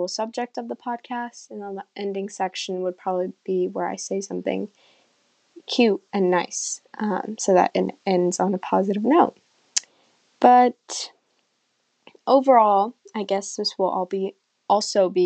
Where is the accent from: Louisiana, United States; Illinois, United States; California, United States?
California, United States; also born or lived in Iran; I immigrated from Iran to California, where I currently live, when I was 6